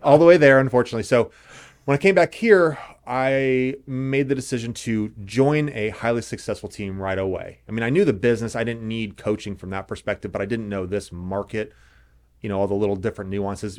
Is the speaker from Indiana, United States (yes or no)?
yes; Indianapolis, Indiana, United States; moved away as an adult; also born or lived in Los Angeles / Santa Monica; now in Carmel, United States; So born and raised in Indianapolis, went to North Central